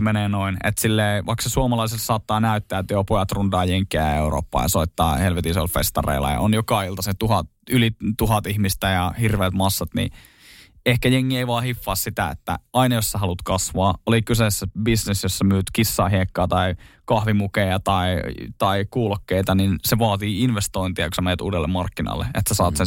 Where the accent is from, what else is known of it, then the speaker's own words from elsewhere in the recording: Oulunsalo, North Ostrobothnia, Finland; moved away; jos mä menen käymään Oulusalossa, sieltä mistä mä oon alun perin kotoisin